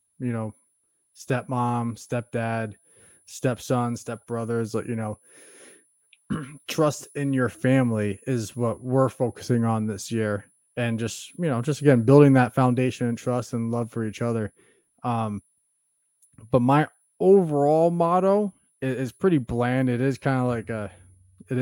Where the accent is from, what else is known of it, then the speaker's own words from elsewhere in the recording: New England, United States; us growing up in New England, we got plastered with Tom Brady